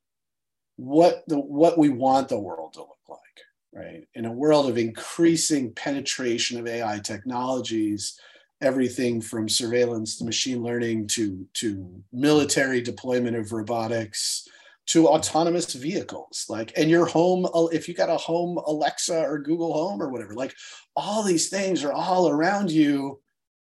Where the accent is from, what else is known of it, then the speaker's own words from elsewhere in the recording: United States; as an American